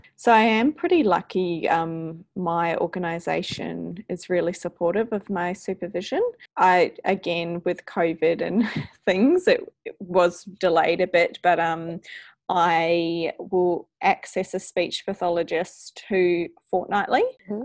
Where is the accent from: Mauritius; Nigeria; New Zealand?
New Zealand; now in New South Wales, Australia; as you can hear in my voice, I'm from New Zealand originally